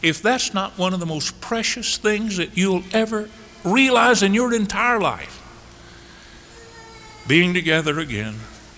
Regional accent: Chattanooga, Tennessee, United States; I lived on poor side of Chattanooga, on Eastridge

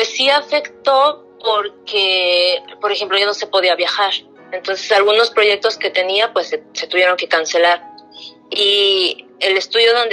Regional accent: Mexico; now in Canada; no sabía si era todavía como eh, mexicano o canadiense o dónde estaba y era mi manera de arraigarme. Entonces antes pintaba muchas cosas relacionadas más con México

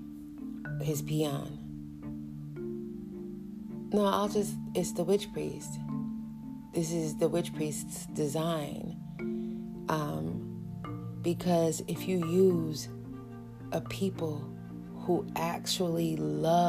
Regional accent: New York City, New York, United States; I grew up in New York City, and I was very young

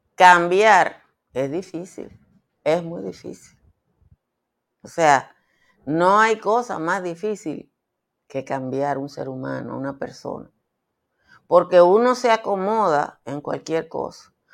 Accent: Dominican Republic; yo vengo del Caribe.

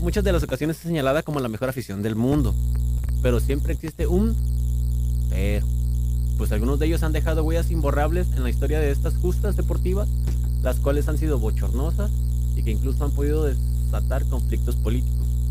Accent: Mexico; yo sí soy mexicano

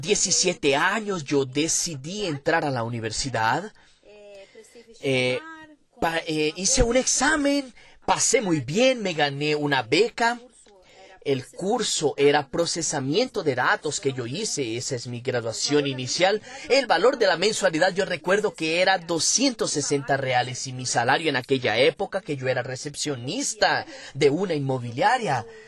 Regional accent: São Paulo, Brazil; nací en Sao Paulo, capital, en el barrio de Tatuapé, desde hace 20 años vivo en Moca, que es un barrio próximo

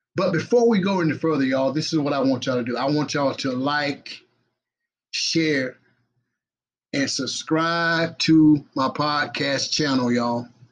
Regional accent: Batesburg-Leesville, South Carolina, United States; my hometown. Represent the Twin City, y'all. Batesburg and Leesville

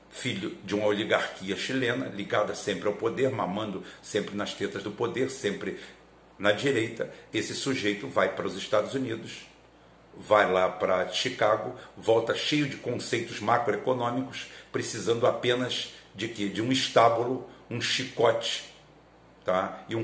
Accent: Galicia, Spain; Sou galego, galego é português do norte, tá? É acima de Portugal, tá lá aquela bico lá em cima, nós estamos ali, ali tudo.

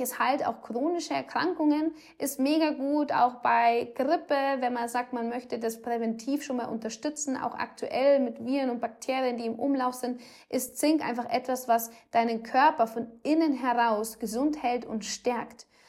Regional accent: Rosenheim, Bavaria, Germany; bei uns in Rosenheim

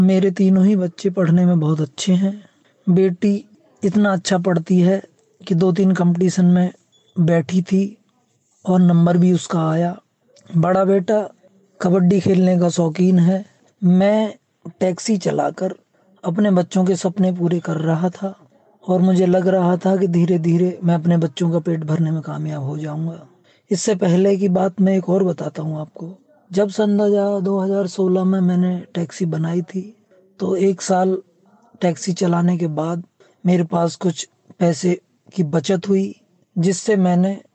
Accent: Kurli Bhatona, Uttar Pradesh, India; पूर्व प्रधानमंत्री चौधरी चरण सिंह के पैतृक गांव ग्राम कुरली भटोना जिला बुलंदशहर उत्तर प्रदेश का रहने वाला हूँ

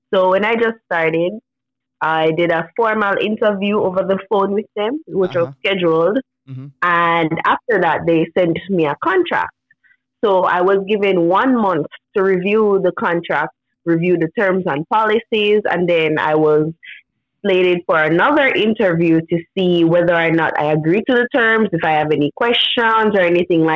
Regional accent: Jamaica; I'm from Jamaica

